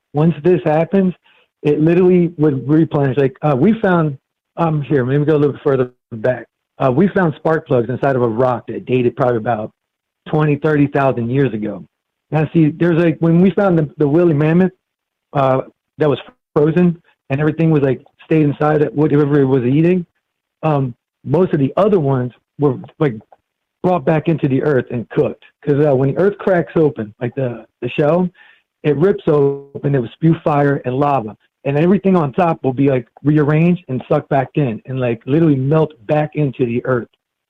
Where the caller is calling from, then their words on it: Florida, United States; I'm in Florida.